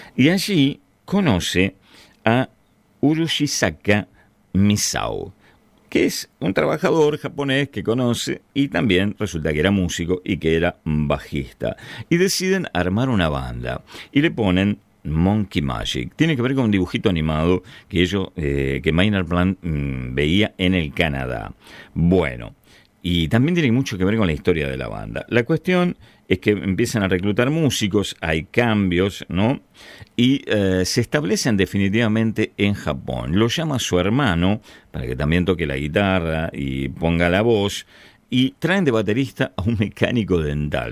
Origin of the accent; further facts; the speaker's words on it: Ramos Mejía, Buenos Aires Province, Argentina; Yo nací en Cava, pero viví toda mi vida en Ramos Mejía, en el oeste del Gran Buenos Aires.